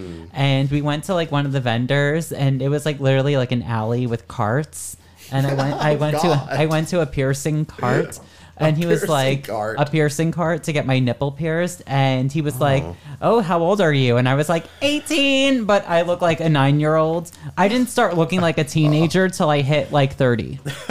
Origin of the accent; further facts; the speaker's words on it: New Jersey, United States; growing up in New Jersey